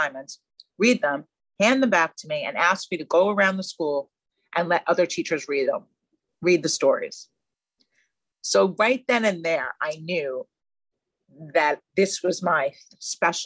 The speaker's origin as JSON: {"language": "English", "area": "Long Island", "region": "New York", "country": "United States", "lives_now": "New York City, United States", "said": "I'm from Long Island."}